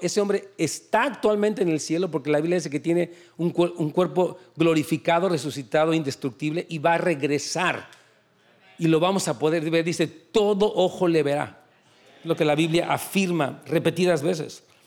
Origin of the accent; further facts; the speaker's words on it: Mexico; En México, yo soy de México